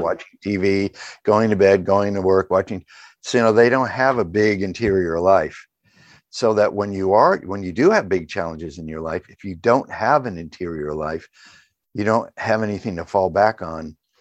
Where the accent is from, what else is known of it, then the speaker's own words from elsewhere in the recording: New England, United States; I grew up in New England